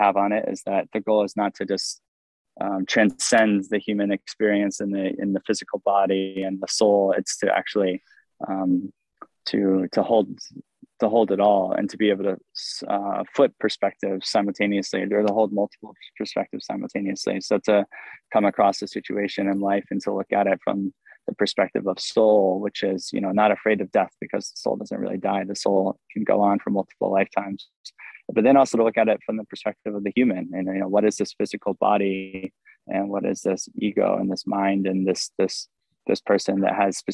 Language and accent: English; Maine, United States; I was born on my birth certificate in 1990 when I was born in Maine